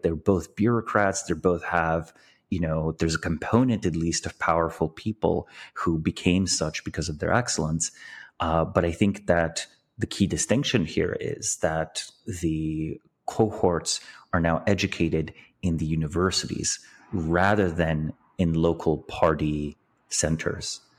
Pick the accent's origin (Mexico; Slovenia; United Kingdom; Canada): Slovenia; I was born in Slovenia, but, you know, in nineteen eighty-eight, but, but until nineteen ninety-one, it was part of Yugoslavia.